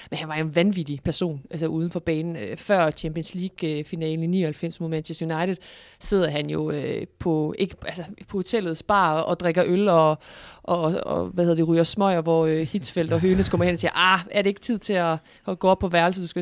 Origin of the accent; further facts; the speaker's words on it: Viborg, Central Denmark Region, Denmark; Og, og nu kommer jeg fra Viborg.